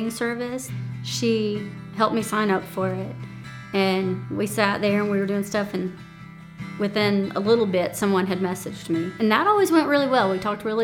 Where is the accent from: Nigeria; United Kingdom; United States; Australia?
United States; Chesnee, South Carolina; also born or lived in Spartanburg, South Carolina; I was born in Spartanburg, South Carolina, but I lived and grew up in Chesney, South Carolina